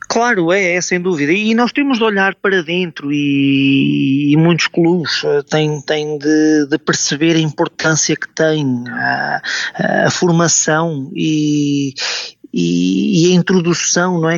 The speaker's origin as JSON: {"language": "Portuguese", "country": "Portugal", "said": "nós como portugueses"}